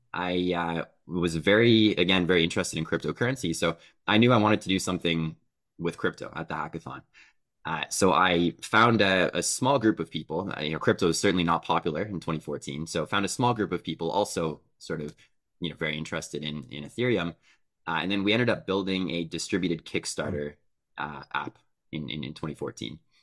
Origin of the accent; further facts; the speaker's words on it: Canada; I'm Canadian